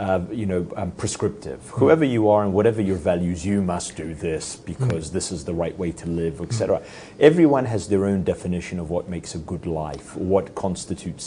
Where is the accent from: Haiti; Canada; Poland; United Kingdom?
Poland; also born or lived in United States; now in Adelaide, Australia; We were both born in Poland.